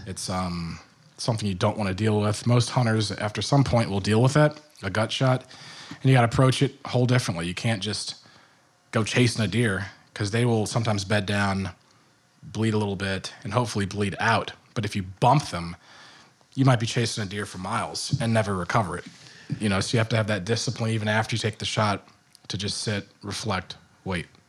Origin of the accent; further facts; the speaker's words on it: Richmond, Virginia, United States; also born or lived in Michigan; now in New Jersey, United States; I grew up in Richmond, Virginia